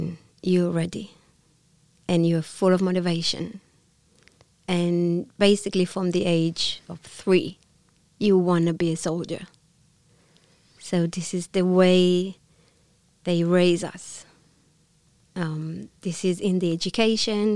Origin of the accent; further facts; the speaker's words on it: Israel; first language Hebrew; English is a second language; moved away as an adult; I'm from Israel